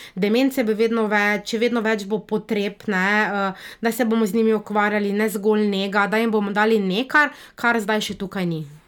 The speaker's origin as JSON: {"language": "Slovenian", "country": "Slovenia", "tie": "born or raised there", "also_born_or_lived": "Niš, Serbia / Belgrade, Serbia", "said": "jaz sem rojena slovenka"}